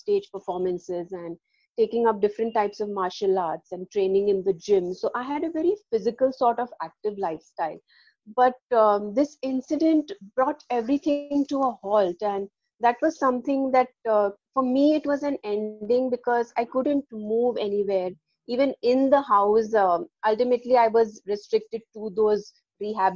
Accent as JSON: {"language": "English", "town": "Mumbai", "region": "Maharashtra", "country": "India", "said": "I'm from Mumbai in India"}